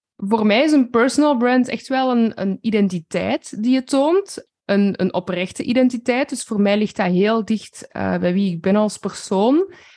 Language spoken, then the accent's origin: Dutch; Flanders, Belgium; ik denk dat we als Vlamingen zeker een beetje bescheidener zijn